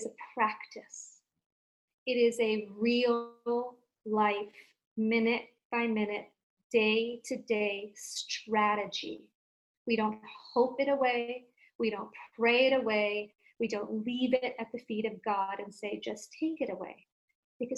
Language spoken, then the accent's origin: English; India; I come from India and I was raised as Hindu